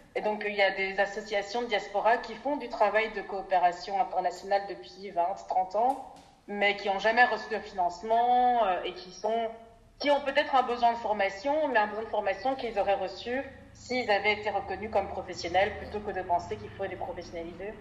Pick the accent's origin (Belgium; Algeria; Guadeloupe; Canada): Belgium; Brussels, Brussels-Capital Region; also born or lived in Bukavu, Congo / Verviers, Belgium; puis on a ensuite euh, déménagé à Bruxelles, j'ai fait le reste de mon parcours scolaire et universitaire